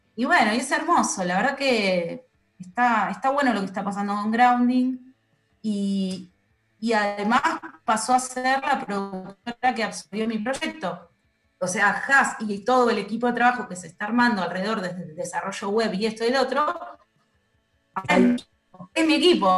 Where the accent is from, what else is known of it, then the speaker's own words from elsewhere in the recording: western Greater Buenos Aires, Buenos Aires Province, Argentina; moved away as an adult; now in Buenos Aires, Argentina; son del conurbano oeste, que es de donde soy yo.